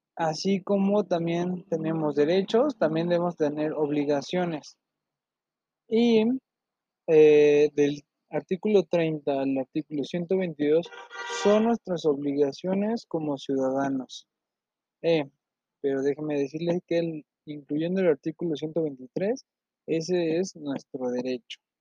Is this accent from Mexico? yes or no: yes; Mexico; tenemos obligaciones como mexicano